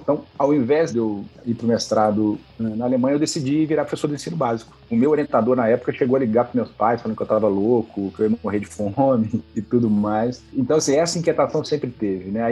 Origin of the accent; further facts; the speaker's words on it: Juiz de Fora, Minas Gerais, Brazil; eu sou mineiro de, de Juiz de Fora